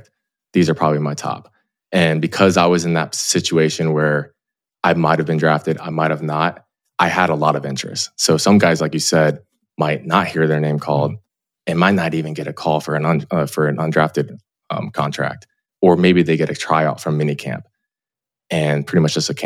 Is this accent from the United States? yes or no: yes; Clearwater, Florida, United States; moved away as an adult; I grew up in Clearwater, Florida, like in Knox Beach